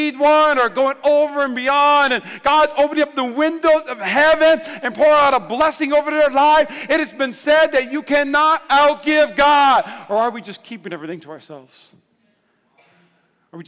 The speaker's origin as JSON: {"language": "English", "region": "North Dakota", "country": "United States", "said": "I'm from North Dakota."}